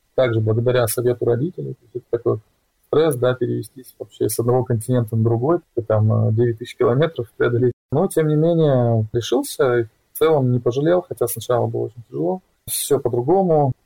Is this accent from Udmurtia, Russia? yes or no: no; Vladivostok, Primorsky Krai, Russia; в то время, когда я там рос, это 90-е годы, начало нулевых, тогда в России